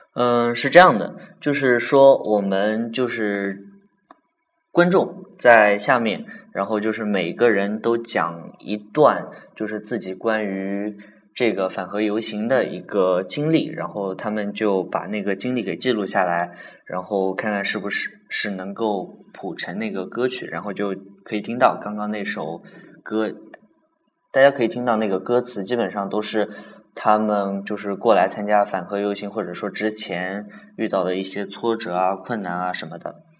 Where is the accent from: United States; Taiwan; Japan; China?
China; 比如说我们大陆人很熟悉的